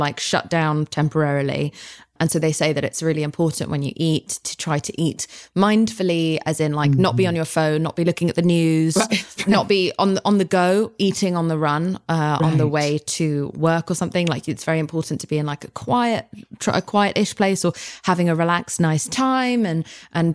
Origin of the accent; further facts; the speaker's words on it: United Kingdom; now in United States; I'm very British